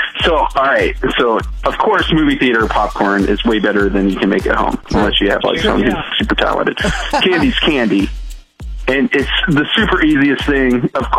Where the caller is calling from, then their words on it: Webb City, Missouri, United States; I'm calling from Web City.